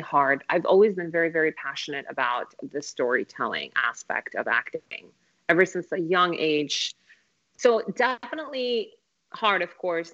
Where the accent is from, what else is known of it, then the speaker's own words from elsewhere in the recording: Phoenix, Arizona, United States; also born or lived in Kabul, Afghanistan / Moscow, Russia; Total Arizona girl as well. Yeah. yeah, I moved to Phoenix when I was 10 years old